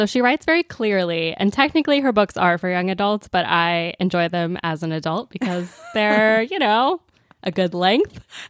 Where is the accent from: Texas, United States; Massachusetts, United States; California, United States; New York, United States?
Texas, United States; Dallas; They are Dallas kids, just like me.